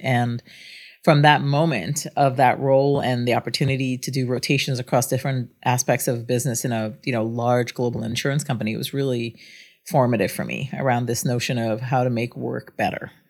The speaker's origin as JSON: {"language": "English", "country": "Guyana", "also_born_or_lived": "Singapore / France", "moved": "yes", "lives_now": "United States", "said": "I was born outside the United States. I'm of Indian descent, but from British Guyana in South America. And we were immigrants to the United States"}